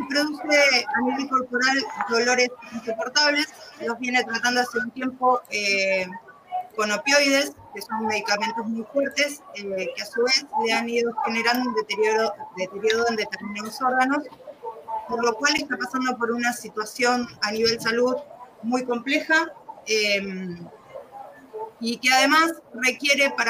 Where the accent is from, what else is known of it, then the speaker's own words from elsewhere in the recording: Neuquén, Argentina; soy de Neuquén, capital argentina